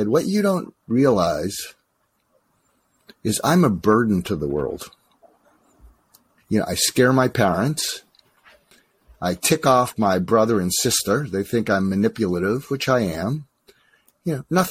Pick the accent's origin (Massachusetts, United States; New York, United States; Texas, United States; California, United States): Massachusetts, United States; outside of Boston; moved away as an adult; also born or lived in Topeka, Kansas / Los Angeles; I grew up outside of Boston